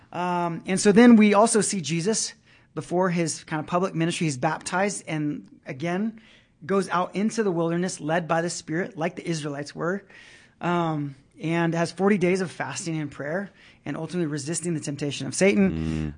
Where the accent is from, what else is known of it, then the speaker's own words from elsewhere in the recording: Brazil; moved away; I grew up in Brazil, um, which was a very Catholic, uh, nation